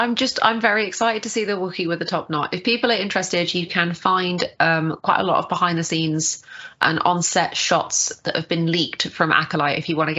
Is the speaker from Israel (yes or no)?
no; United Kingdom; I'm a Brit just like Charlie.